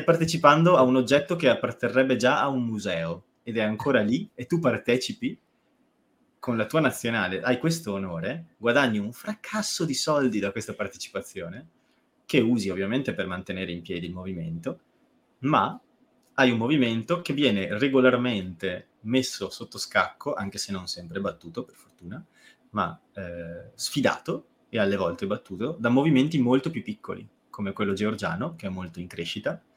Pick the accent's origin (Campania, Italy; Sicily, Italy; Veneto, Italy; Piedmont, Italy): Veneto, Italy; Treviso; sono di Treviso.